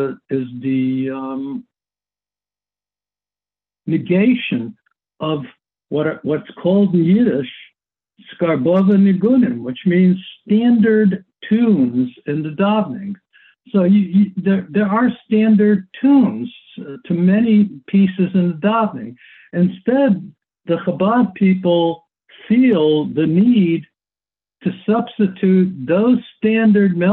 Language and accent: English; United States; as an American, and I guess I can call myself an American